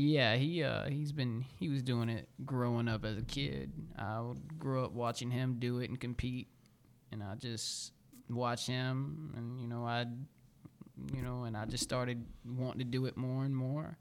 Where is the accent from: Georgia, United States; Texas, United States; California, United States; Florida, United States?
Georgia, United States; Carrollton; also born or lived in Gonzales, Louisiana / Baton Rouge, Louisiana; now in Atlanta, United States; I was born i, in Carrollton, Georgia